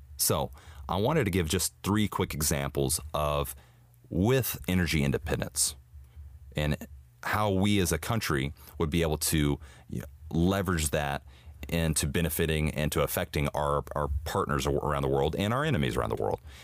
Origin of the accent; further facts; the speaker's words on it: United States; we as American citizens